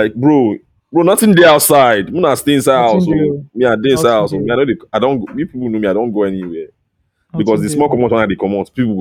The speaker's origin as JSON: {"language": "English", "country": "Nigeria", "said": "we come from Nigeria"}